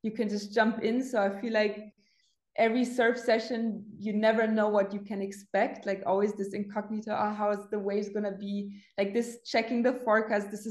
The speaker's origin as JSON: {"language": "English", "town": "Munich", "region": "Bavaria", "country": "Germany", "tie": "born or raised there", "also_born_or_lived": "the Alps", "said": "my hometown, Munich"}